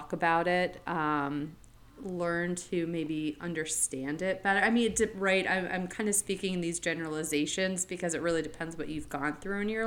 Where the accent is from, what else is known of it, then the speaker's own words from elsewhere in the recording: Florida, United States; moved away as an adult; also born or lived in New England; I lived in New England as a kid, but for most of my life, I grew up in Florida in the same community